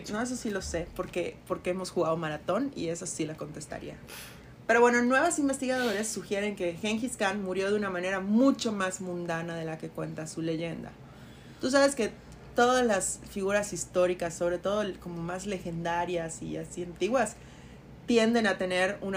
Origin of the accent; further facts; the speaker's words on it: Mérida, Yucatán, Mexico; yo crecí en la Avenida Colón.